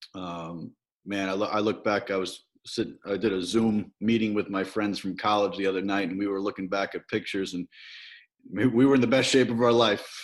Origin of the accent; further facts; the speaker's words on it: Farmingdale, New York, United States; I grew up in Farmingdale, New York